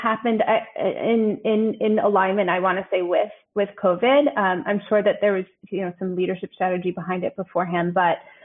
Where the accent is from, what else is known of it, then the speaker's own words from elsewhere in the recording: New York, United States; moved away as an adult; now in Düsseldorf, Germany; I am a New Yorker